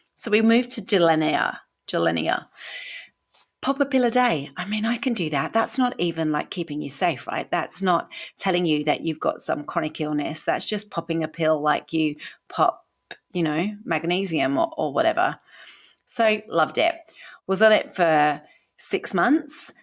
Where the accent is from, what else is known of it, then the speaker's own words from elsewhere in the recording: United Kingdom; accent: British; moved away as an adult; also born or lived in Sydney, Australia; now in Queensland, Australia; from my accent, I am British